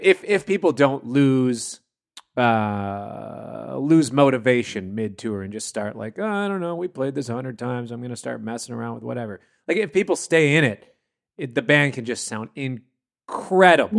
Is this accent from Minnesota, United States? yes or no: yes; Minnesota, United States; I grew up in Minnesota